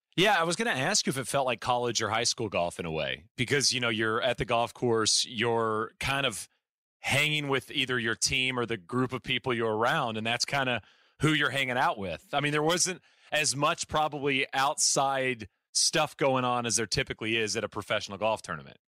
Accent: United States; as an American

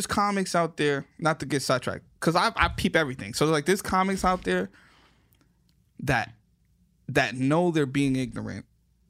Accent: New York City, New York, United States; also born or lived in Miami; I'm from the Bronx.

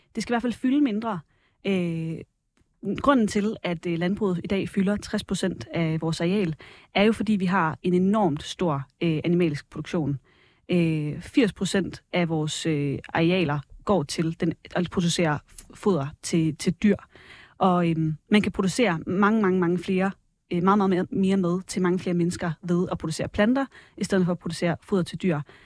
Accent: Varde, Southern Denmark, Denmark; voksede op i Varde, i Vestjylland

